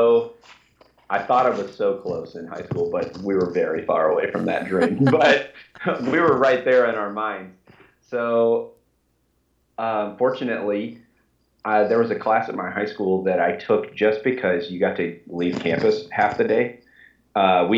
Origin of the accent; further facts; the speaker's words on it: Kentucky, United States; also born or lived in Orlando, Florida; I was born in Kentucky. I grew up here and went to undergrad and grad school at a couple different schools here in Kentucky